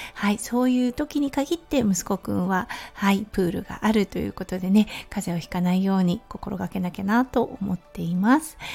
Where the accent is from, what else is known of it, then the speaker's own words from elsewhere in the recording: Japan; moved away as an adult; now in Australia; 私の故郷は日本です